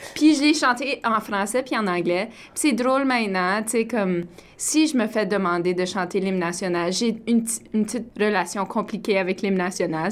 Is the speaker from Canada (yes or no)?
yes; northern Ontario, Canada; j'ai grandi au nord de l'Ontario, donc je suis fière franco-ontarienne et aussi Abenaki